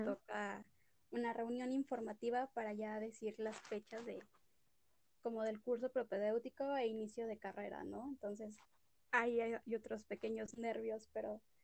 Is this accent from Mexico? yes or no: yes; Cuernavaca, Morelos, Mexico; Soy de Cuernavaca, Morelos y tengo orgullosamente 25 años